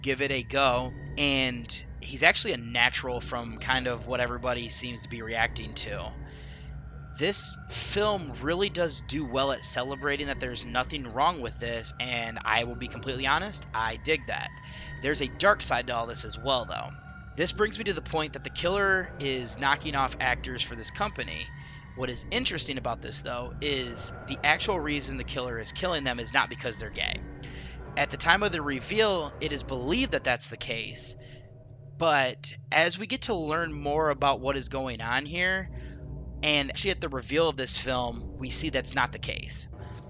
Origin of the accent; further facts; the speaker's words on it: United States; I'm, of course, looking at this as American